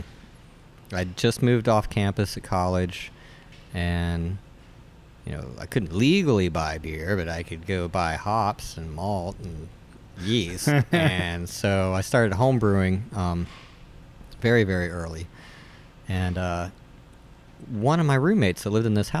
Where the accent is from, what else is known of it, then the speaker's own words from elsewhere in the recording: Charleston, West Virginia, United States; So I grew up around Charleston. Deep in the state, and my dad worked at Union Carbide, you know, true West Virginian